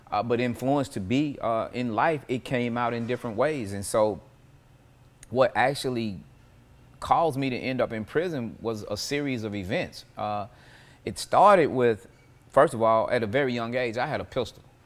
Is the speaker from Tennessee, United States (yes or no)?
yes; Nashville, Tennessee, United States; I was born, um, in nineteen seventy-one, uh, Hubbard Hospital out south